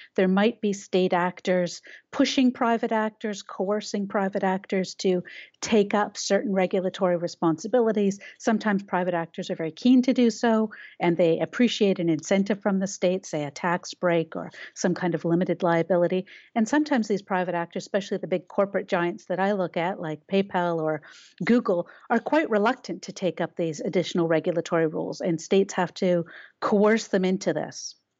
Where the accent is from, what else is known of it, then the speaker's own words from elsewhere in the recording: Canada; We have a Canadian view